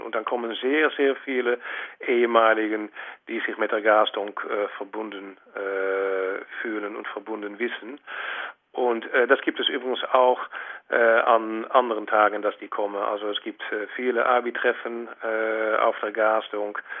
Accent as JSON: {"language": "German", "country": "Netherlands", "said": "als äh, Holländer"}